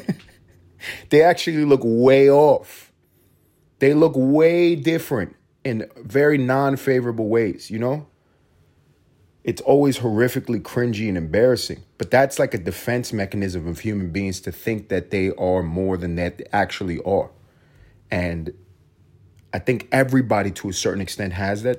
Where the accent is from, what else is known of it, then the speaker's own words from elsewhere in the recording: New York City, New York, United States; also born or lived in Puerto Rico (ancestry); growing up in New York City